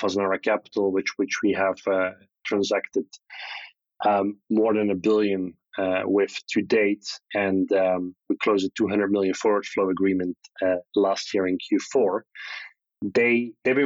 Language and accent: English; Belgium; growing up in Belgium